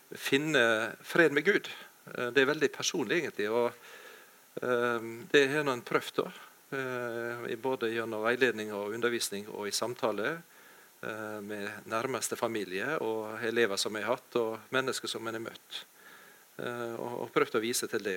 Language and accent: Norwegian; Ålesund, Møre og Romsdal, Norway; now in Jæren, Norway; jeg kommer fra Ålesund, Ellingsøya, men jeg har bodd i mange år på Jæren.